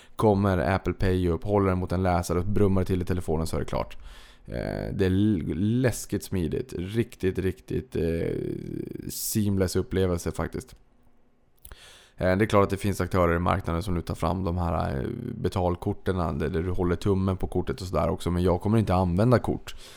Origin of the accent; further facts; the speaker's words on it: Boden, Norrbotten County, Sweden; moved away; jag kommer från Boden